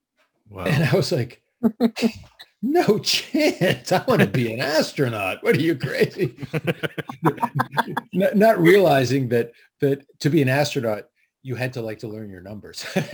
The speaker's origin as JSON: {"language": "English", "region": "Connecticut", "country": "United States", "tie": "born or raised there", "said": "In Connecticut."}